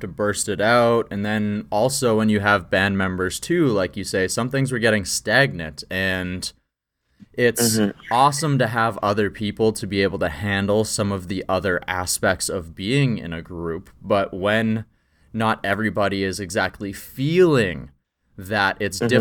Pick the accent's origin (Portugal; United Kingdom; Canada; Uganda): Canada; small town Saskatchewan; I also come from small town Saskatchewan, and my always thing was like, look, I come from a farm